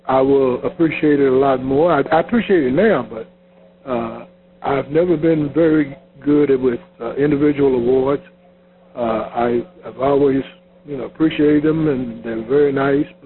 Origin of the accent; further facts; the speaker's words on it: Louisville, Kentucky, United States; I was from Louisville, Kentucky